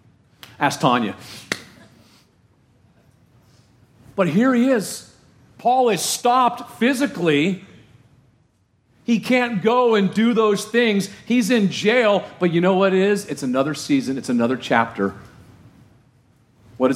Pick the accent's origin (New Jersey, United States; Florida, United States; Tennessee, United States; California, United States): California, United States; Orange County, Southern; my hometown in Southern California in Orange County